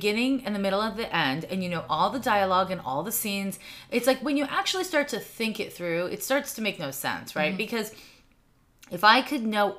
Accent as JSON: {"language": "English", "town": "Montreal", "region": "Quebec", "country": "Canada", "tie": "born or raised there", "also_born_or_lived": "San Francisco", "moved": "yes", "lives_now": "Oakland, United States", "said": "But I grew up in Snowden neighborhood."}